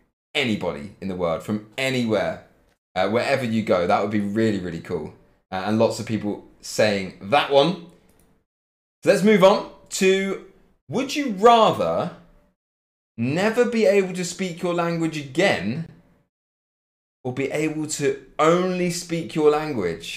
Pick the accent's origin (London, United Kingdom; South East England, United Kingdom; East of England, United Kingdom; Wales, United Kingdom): East of England, United Kingdom; Cambridge; moved away as an adult; now in Leipzig, Germany; I'm living in Leipzig. But I come from Cambridge.